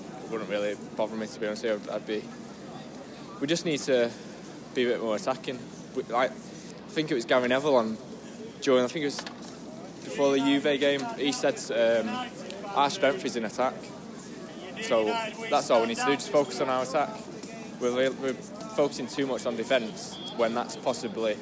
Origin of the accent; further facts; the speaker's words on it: Denton, North West England, United Kingdom; I'm from Denton